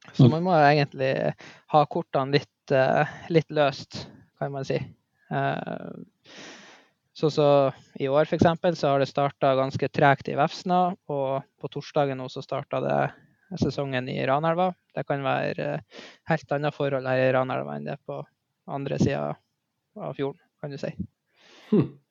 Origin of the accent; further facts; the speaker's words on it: Mo i Rana, Nordland, Norway; Jeg eh, er født og oppvokst i Mo i Rana